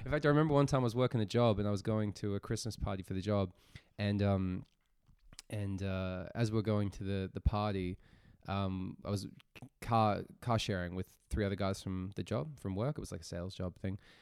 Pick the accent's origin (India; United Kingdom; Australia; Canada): Australia; moved away as an adult; now in Zurich, Switzerland; I'm an Australian-born comedian, stand-up comic.